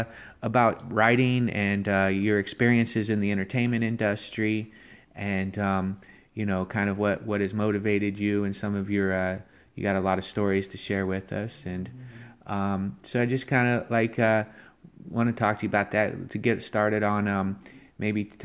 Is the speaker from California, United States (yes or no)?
no; Covington, Ohio, United States; now in Los Angeles, United States; I'm originally from Covington, Ohio.